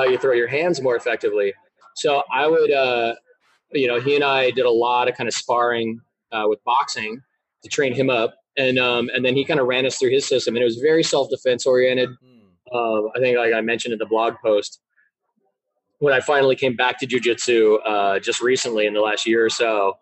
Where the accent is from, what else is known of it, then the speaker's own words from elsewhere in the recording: Tacoma, Washington, United States; I grew up in Tacoma